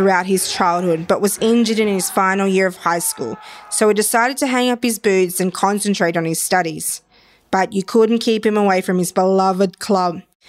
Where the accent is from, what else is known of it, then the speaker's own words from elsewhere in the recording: Darwin, Northern Territory, Australia; I'm a proud Larrakia woman from Darwin, or Garamilla as we like to call it.